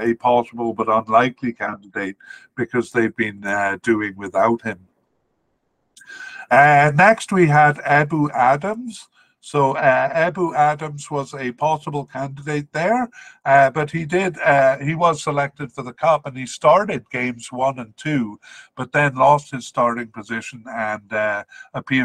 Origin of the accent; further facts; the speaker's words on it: Cardiff, Wales, United Kingdom; I grew up in Cardiff